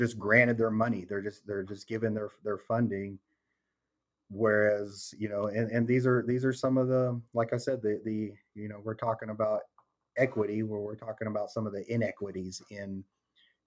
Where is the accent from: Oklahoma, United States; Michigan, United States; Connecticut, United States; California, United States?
Oklahoma, United States; Abika Talladega Nation; I'm from the Abika Talladega Nation. And so as Muscogee people